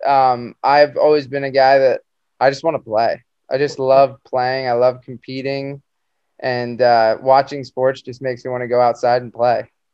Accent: Jupiter, Florida, United States; growing up in South Florida

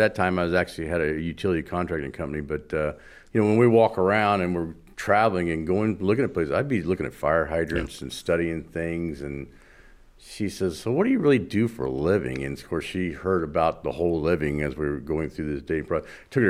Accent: Florida, United States; very young about stopping the ag guys from just dumping everything in the waters in Florida, because I grew up in Florida, because of all the things that were happening to our freshwater lakes.

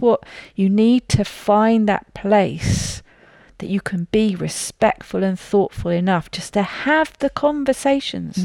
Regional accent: United Kingdom; I'm a Brit

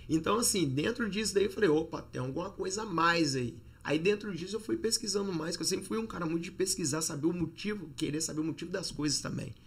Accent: Juiz de Fora, Minas Gerais, Brazil; moved away as an adult; also born or lived in Barbacena; now in United States; nasci em Juiz de Fora há 38 anos atrás

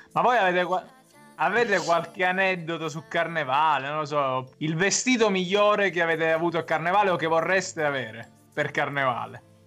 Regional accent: Pertosa, Campania, Italy; C'è un piatto assurdo che si fa solo nel mio paesino, Pertosa

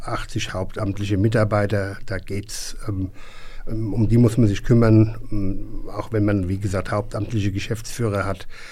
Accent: Hesse, Germany; als Hesse

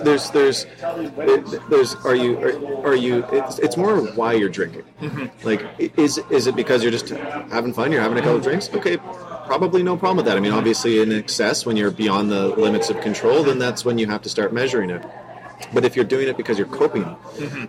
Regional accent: Vancouver, British Columbia, Canada; I was born and raised in Vancouver

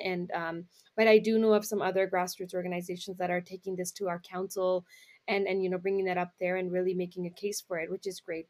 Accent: Brampton, Ontario, Canada; we're in the Brampton area because that's where I'm from. That's where I grew up

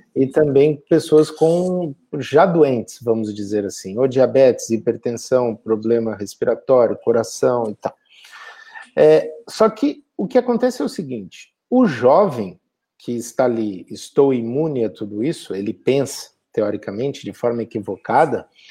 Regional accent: Brazil; moved away

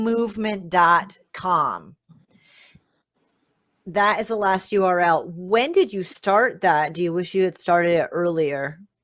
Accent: Rhode Island, United States; born or raised there

